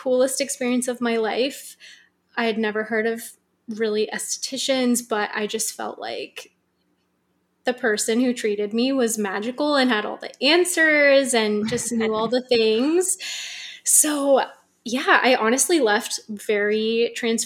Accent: San Francisco, California, United States; also born or lived in New York / Australia / Los Angeles; So I was born in San Francisco, and I've lived in different places. I've lived in New York and Australia and LA, wow. but now I'm back home in Northern California

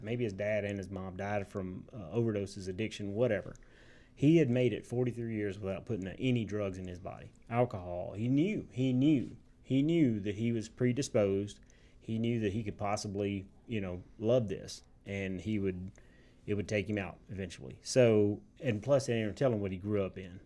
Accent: Tipton, Tennessee, United States; moved away as an adult; now in Memphis, United States; I love my hometown

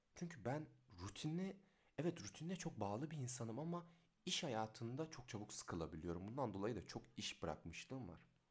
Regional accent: Rize, Rize Province, Turkey; doksan sekiz Rize doğumluyum

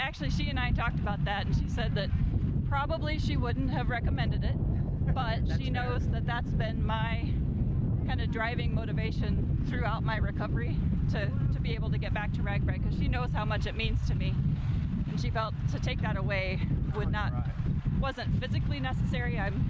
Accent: Indianola, Iowa, United States; I'm from Indianola.

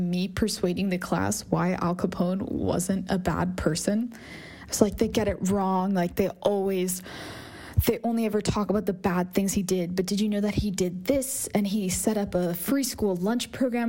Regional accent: Northern Virginia, United States; I grew up in Northern Virginia

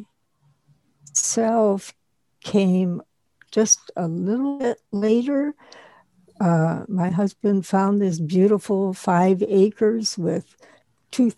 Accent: Wisconsin, United States; now in Florida, United States; We had a large, huge garden when I was growing up in Wisconsin

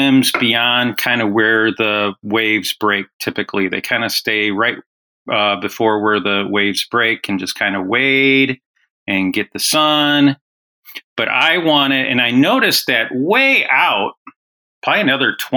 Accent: Illinois, United States; I grew up in Illinois

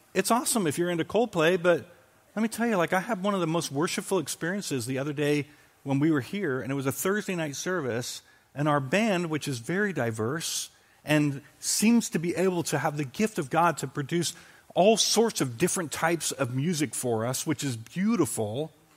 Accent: United Kingdom; moved away; growing up in Britain

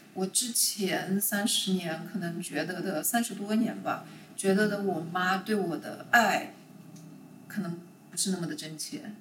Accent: Shanghai, China; moved away as an adult; now in Chicago, United States; 我是出生在上海的，然嗯。后我一直到这个大学毕业到工作头两年都是在上海的

